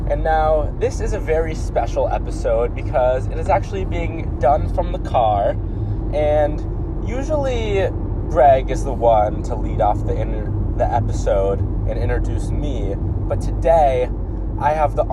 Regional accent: Davis, California, United States; moved away as an adult; now in Santa Barbara, United States; we're from Davis initially

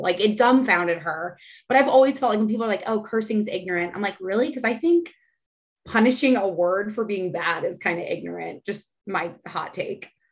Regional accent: San Antonio, Texas, United States; now in Austin, United States; I'm from San Antonio.

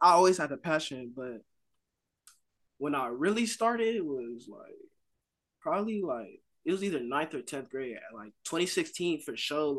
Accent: Hawthorne, California, United States; now in Carson, United States; I'm originally from Hawthorne.

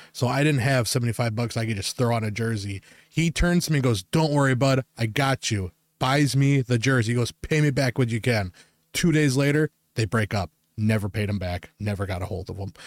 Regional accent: Wisconsin, United States; we're from Wisconsin

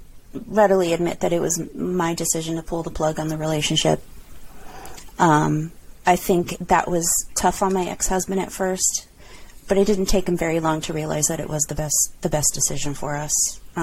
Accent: California, United States; I had never lived out of California, so I wanted to experience another part of the countr

